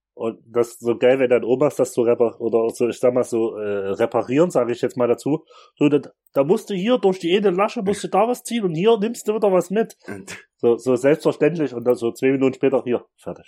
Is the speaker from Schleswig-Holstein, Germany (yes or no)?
no; Chemnitz, Saxony, Germany; bei uns in Chemnitz